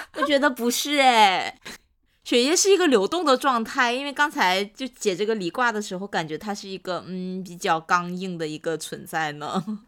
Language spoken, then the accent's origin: Chinese; Northeast China, China; accent: Northeastern Mandarin; 我们东北嗯话有说就形容人的性格特别地执拗，特别哏地